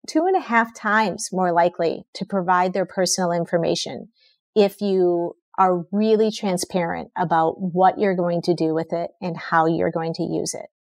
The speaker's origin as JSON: {"language": "English", "region": "Minnesota", "country": "United States", "tie": "born or raised there", "said": "I grew up in Minnesota"}